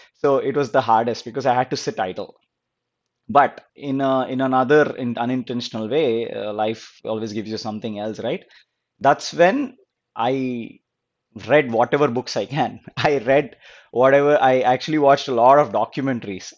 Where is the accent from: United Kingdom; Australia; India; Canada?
India; Guntur, Andhra Pradesh; moved away as an adult; also born or lived in California; now in United States; I was born and brought up in Guntur. It's a small town in Andhra Pradesh